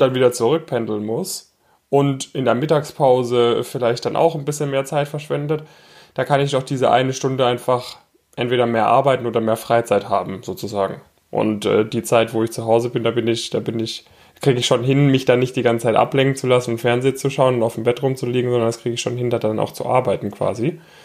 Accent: near Stuttgart, Baden-Württemberg, Germany; moved away; also born or lived in Frankfurt; ich komme ursprünglich aus der Nähe von Stuttgart

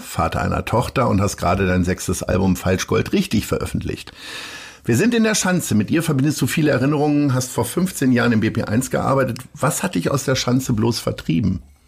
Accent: near Hanover, Lower Saxony, Germany; now in Hamburg, Germany; ich bin aus der Nähe von Hannover hierher gefahren

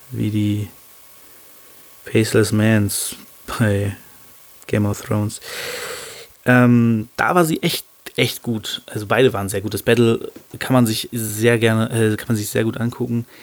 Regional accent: Hannover, Lower Saxony, Germany; aber die kommt aus Hannover, meiner Heimatstadt, ähm, und wo ich auch sende, sage ich mal.

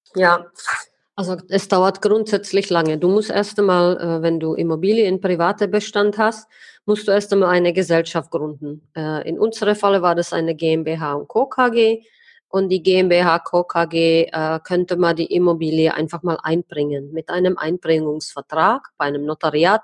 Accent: Czechia; bei uns in Tschechien

